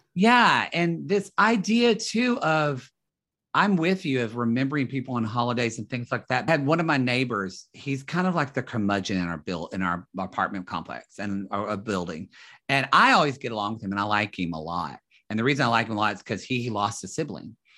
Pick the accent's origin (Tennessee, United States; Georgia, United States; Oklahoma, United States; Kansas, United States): Oklahoma, United States; Southern; moved away as an adult; also born or lived in Dallas, Texas; now in Los Angeles, United States; me in Oklahoma